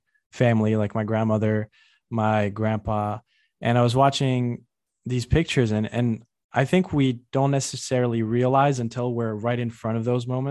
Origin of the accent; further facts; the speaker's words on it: New York, United States; I come from New York.